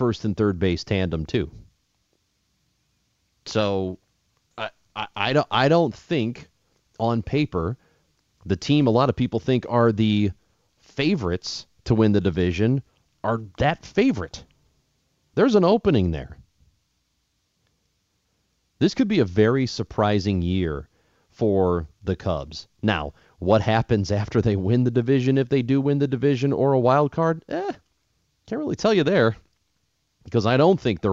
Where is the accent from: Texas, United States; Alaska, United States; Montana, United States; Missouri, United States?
Missouri, United States; St. Louis; I was growing up in St. Louis at the time, and I was very little